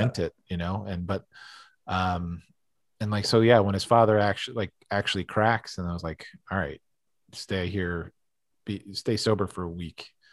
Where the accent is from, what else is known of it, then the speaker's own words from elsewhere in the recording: East Coast, United States; growing up on the East Coast